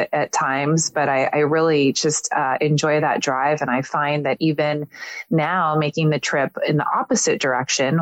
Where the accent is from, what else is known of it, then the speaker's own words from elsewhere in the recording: Redwood City, California, United States; moved away as an adult; now in Southern California, United States; I actually was born and raised in the city where my parents still live today, which is Redwood City, California